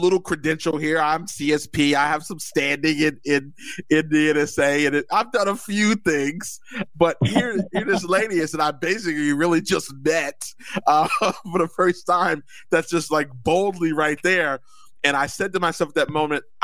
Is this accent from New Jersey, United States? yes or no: yes; New Jersey, United States; I'm from Jersey